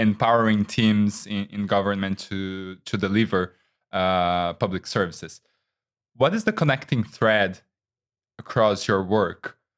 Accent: Brazil; I am from Brazil

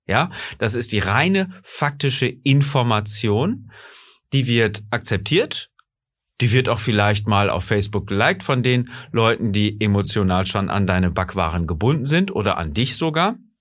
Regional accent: Germany; bei uns in Deutschland

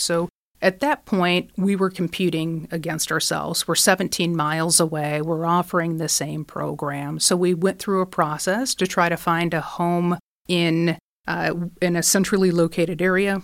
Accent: Michigan, United States; I'm from Michigan, so manufacturing, I think, is in our blood

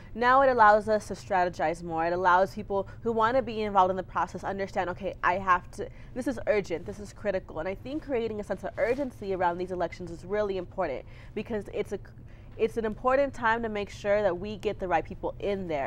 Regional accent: Clint, Texas, United States; also born or lived in Austin, Texas; I grew up in Clint, Texas, which is a little bit outside of El Paso

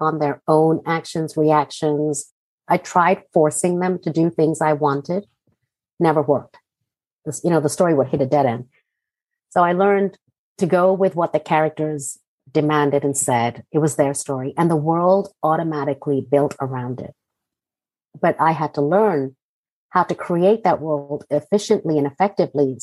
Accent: Hong Kong; also born or lived in Jaipur, India / Singapore; now in United States; I grew up in Hong Kong

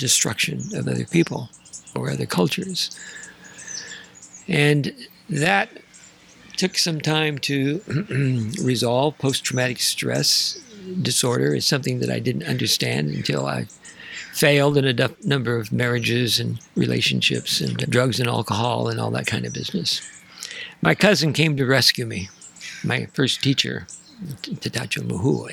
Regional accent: Santa Ynez, California, United States; also born or lived in Santa Barbara; I was raised in San Ynez and went to Mission Santa Ynez

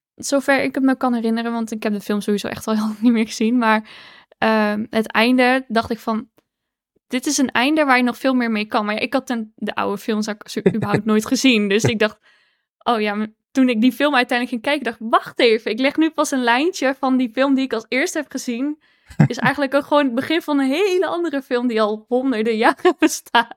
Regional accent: Roosendaal, North Brabant, Netherlands; moved away; ik kom uit Roosendaal. Dat is Brabant, maar ik woon daar niet meer ondertussen.

